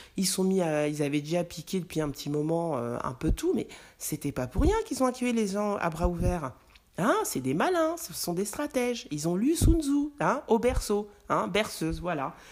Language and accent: French; France; also born or lived in Mali (ancestry); en tant que Français